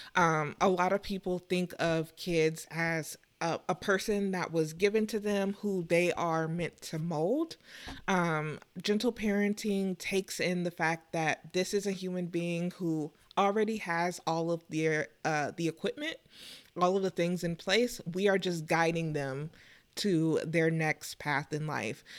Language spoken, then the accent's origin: English; Texas, United States; moved away; growing up in Texas, um, originally